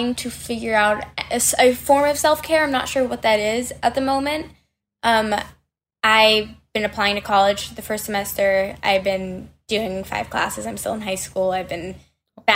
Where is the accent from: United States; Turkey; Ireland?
United States; New York; I have lived in New York my whole life